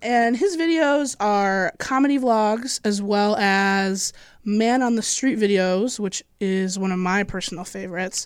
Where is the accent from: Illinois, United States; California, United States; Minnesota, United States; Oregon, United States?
Illinois, United States; I'm from Illinois.